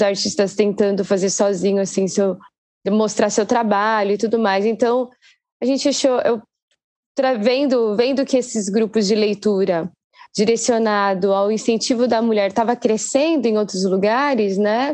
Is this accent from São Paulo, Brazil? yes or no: yes; Guarulhos, São Paulo, Brazil; guarulhense assim, meio apaixonada pela cidade.